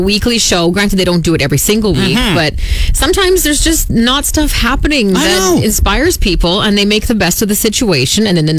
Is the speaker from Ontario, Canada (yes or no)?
no; Saskatoon, Saskatchewan, Canada